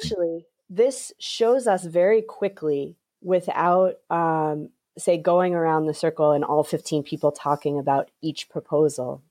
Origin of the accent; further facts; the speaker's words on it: New England, United States; because I'm from New England